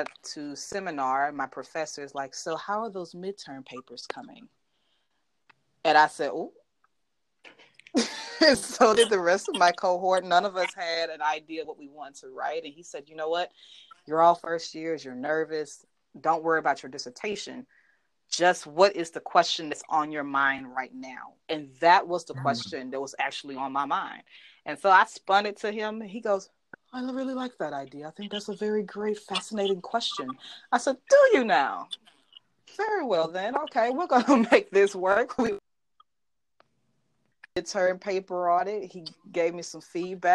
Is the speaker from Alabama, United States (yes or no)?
yes; Birmingham, Alabama, United States; accent: Southern; I am proudly from Birmingham, Alabama. So I'm from the 205